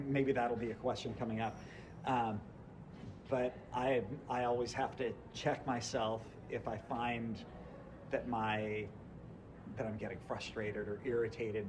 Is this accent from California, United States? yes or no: yes; Santa Barbara, California, United States; also born or lived in Irvine, California / Newport Beach, California; I grew up in Santa Barbara, came down here to go to UC Irvine